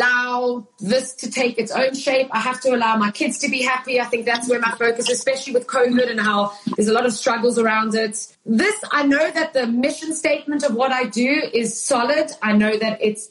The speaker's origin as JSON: {"language": "English", "country": "South Africa", "tie": "born or raised there", "moved": "yes", "said": "growing up in South Africa. I was living in South Africa"}